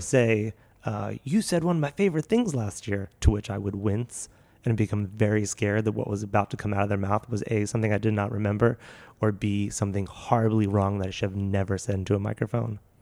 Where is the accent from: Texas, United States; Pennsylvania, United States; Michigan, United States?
Pennsylvania, United States; Philadelphia; moved away; also born or lived in Seattle; I'm from Philly